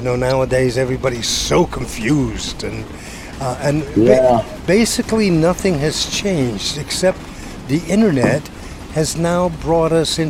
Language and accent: English; Montclair, New Jersey, United States; I grew up in Montclair, New Jersey.